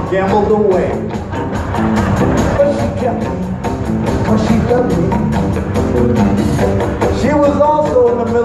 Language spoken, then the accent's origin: English; Compton, California, United States; also born or lived in San Diego; That's where I'm from. I was raised in Compton, but I was born in San Diego.